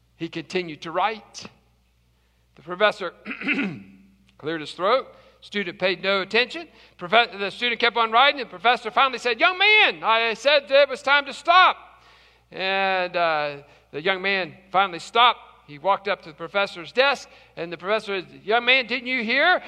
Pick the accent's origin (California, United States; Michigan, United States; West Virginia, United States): West Virginia, United States; I'm from West Virginia